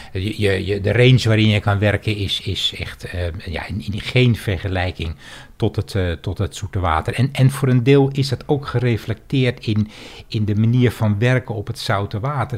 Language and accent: Dutch; Heiloo, North Holland, Netherlands; also born or lived in Bussum; ik ben in Bussum geboren en toen ik zes jaar oud was, verhuisden mijn ouders naar Heilo